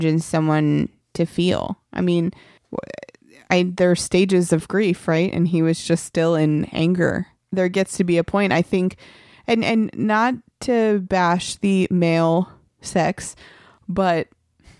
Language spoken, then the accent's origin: English; New Jersey, United States; I'm from New Jersey